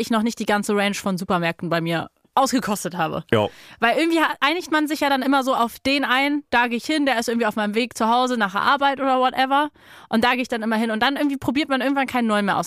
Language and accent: German; Berlin, Germany; Ich komme ja aus Berlin